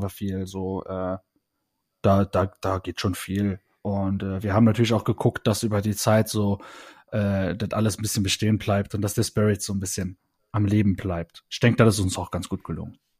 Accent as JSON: {"language": "German", "region": "Saarland", "country": "Germany", "said": "wir waren vorher eigentlich so eine Jugendzentrum-Band äh, bei uns im Saarland"}